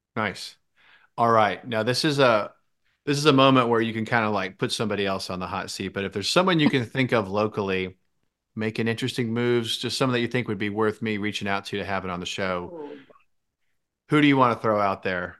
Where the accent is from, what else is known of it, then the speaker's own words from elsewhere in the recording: Jacksonville, Florida, United States; I was born in Jacksonville and i um, lived here almost my entire life